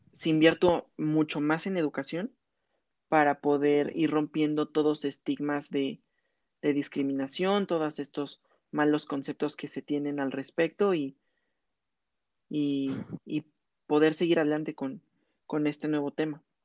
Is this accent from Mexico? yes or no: yes; Mexico; como mexicanos